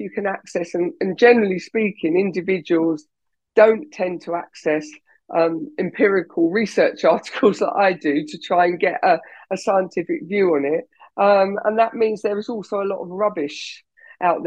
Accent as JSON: {"language": "English", "region": "England", "country": "United Kingdom", "said": "I'm English, I'm British"}